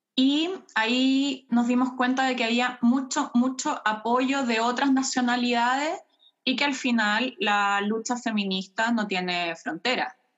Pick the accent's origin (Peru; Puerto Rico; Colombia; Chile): Chile; moved away as an adult; also born or lived in Germany; now in Cologne, Germany; yo crecí con mi padre en Chile